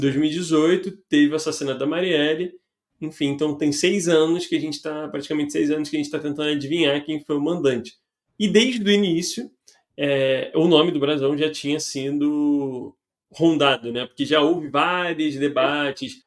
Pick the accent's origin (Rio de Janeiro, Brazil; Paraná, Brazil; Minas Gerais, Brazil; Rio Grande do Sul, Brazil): Rio de Janeiro, Brazil; eu e Noelle, dois cariocas